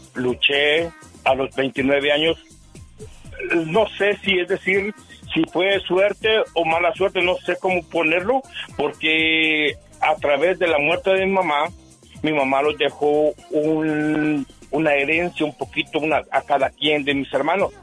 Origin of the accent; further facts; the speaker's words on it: Chalatenango, El Salvador; now in Omaha, United States; Yo nací en El Salvador, Chalatenango